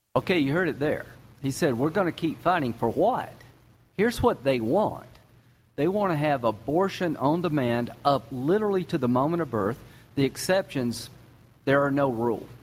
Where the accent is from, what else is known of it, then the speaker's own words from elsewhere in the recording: South Carolina, United States; I'm from South Carolina